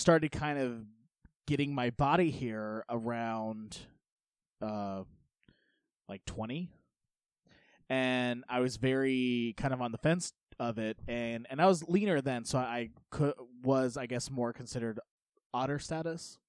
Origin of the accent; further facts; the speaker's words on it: United States; I kind of grew up in the middle of nowhere uh, in, in Polk County